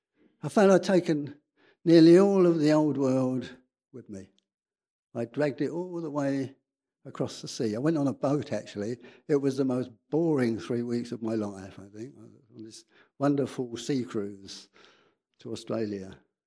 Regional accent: Edmonton, London, United Kingdom; Because I was born in England, North London, highly salubrious North London. Edmonton.

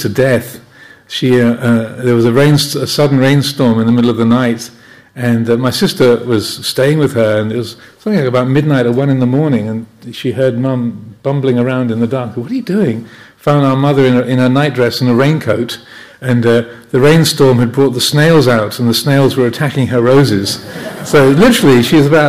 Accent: Kent, South East England, United Kingdom; the house where I grew up in Kent

